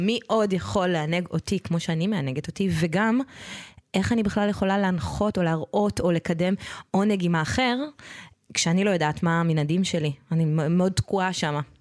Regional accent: Israel; אני גדלתי בקיבוץ

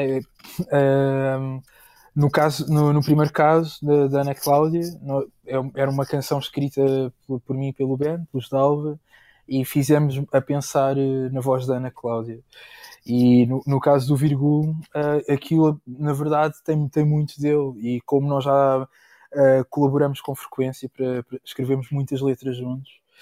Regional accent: Moita, Setúbal, Portugal; na minha terra, na Moita

